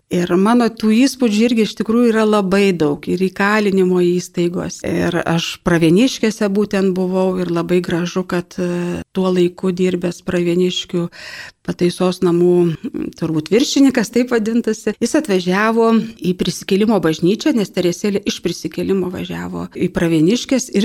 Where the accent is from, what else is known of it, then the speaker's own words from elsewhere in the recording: Lithuania; esu iš Kaišėdarių viskupijos